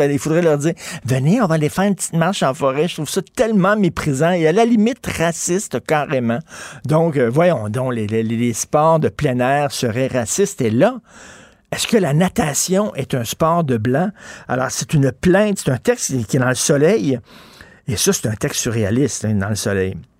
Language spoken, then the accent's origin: French; Montreal, Quebec, Canada; j'ai grandi à Verdun